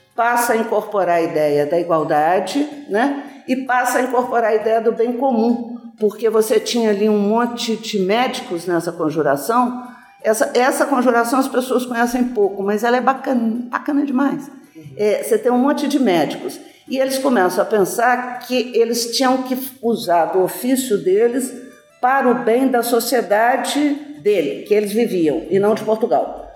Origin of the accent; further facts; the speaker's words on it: Brazil; nós nos reconhecemos como brasileiro